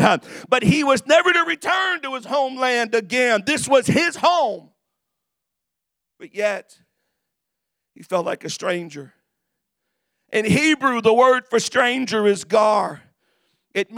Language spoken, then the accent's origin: English; United States